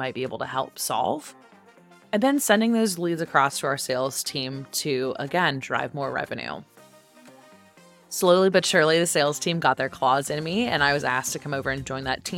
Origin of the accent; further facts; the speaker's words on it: Silicon Valley, California, United States; moved away as an adult; also born or lived in Atlanta, Georgia; I grew up in Silicon Valley